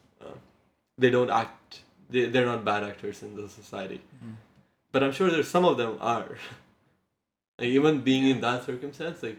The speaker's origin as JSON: {"language": "English", "country": "India", "said": "I come from India"}